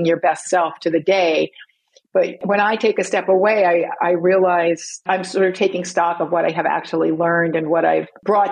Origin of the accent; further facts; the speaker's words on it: England, United Kingdom; I was from England